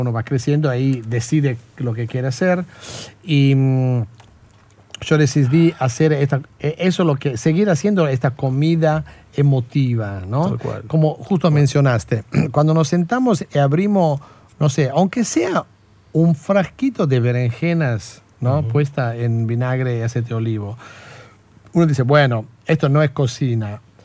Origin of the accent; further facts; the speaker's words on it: Italy; now in Argentina; de donde yo vengo, de Italia